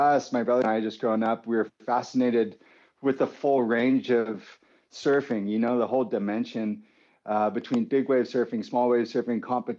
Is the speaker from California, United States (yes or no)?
yes; San Clemente, California, United States; also born or lived in Capistrano Beach; we grew up in San Clemente. Well, Kapa Beach originally.